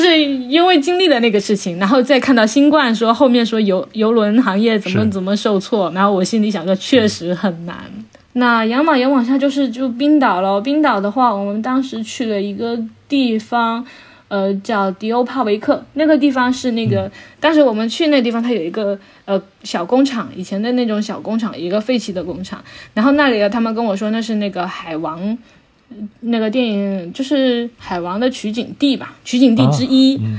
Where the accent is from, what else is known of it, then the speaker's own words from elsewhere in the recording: Sweden; 我们我们我们瑞典人觉得这根本就不是什么事情。